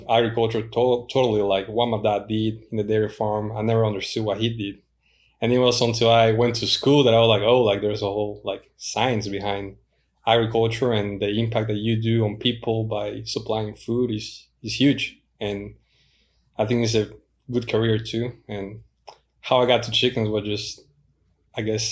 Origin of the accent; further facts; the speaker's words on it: Guatemala City, Guatemala Department, Guatemala; moved away as an adult; also born or lived in Honduras / Auburn, Alabama; now in Georgia, United States; I am originally from Guatemala City. I grew up in the city for the most part.